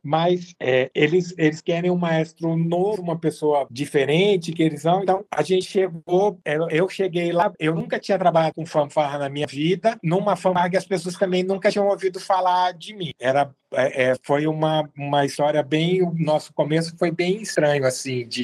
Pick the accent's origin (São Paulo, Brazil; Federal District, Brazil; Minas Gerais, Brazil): Federal District, Brazil; Brasília; moved away; eu sou de Brasília, comecei lá. Eu entrei na escola, a, a principal motivação para estudar no colégio marista lá de Brasília era a banda